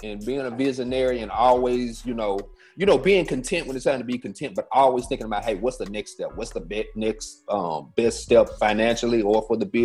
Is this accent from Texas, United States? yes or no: no; Shreveport, Louisiana, United States; I'm from Shreveport, Louisiana, born and raised. My parents are from here